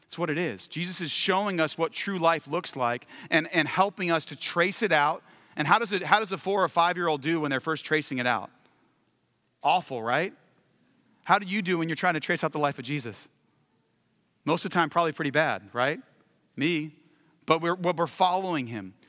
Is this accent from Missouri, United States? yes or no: no; California, United States; moved away; also born or lived in Washington, D.C.; I'm from California long term, but we were living in D C